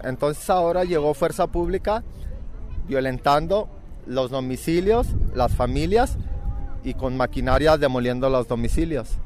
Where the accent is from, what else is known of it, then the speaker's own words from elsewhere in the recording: Zapopan, Jalisco, Mexico; somos mexicanos y pues somos zapopanos